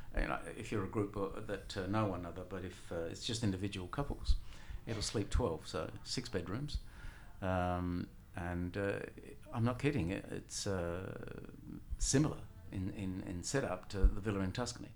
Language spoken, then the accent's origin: English; Australia; also born or lived in Messina, Sicily, Italy; I was nine years of age when we came here. And, um, yeah, so educated here